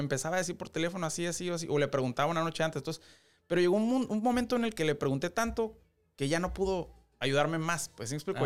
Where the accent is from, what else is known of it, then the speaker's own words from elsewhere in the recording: Mexicali, Baja California, Mexico; soy de Mexicali